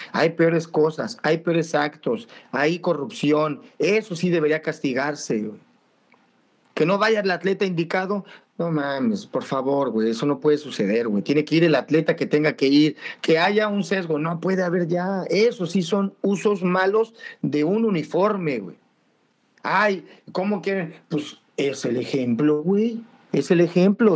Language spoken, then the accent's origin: Spanish; Mexico City, Mexico; Nosotros como chilangos